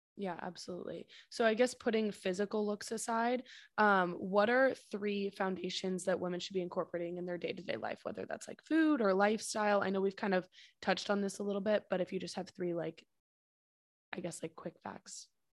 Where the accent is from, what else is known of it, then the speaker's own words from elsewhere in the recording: San Francisco, California, United States; we're from San Francisco